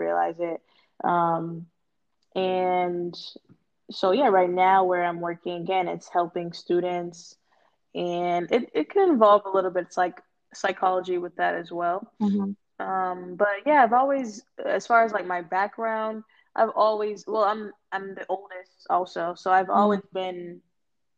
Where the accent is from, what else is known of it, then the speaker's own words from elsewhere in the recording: Boston, Massachusetts, United States; also born or lived in North Carolina; born and raised in Boston